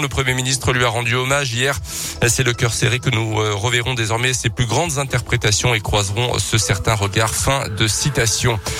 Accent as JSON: {"language": "French", "region": "Auvergne", "country": "France", "said": "chez nous en Auvergne"}